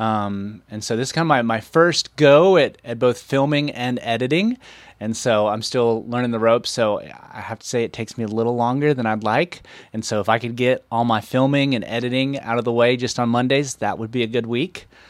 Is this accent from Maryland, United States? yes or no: no; Waynesville, North Carolina, United States; born and raised in Waynesville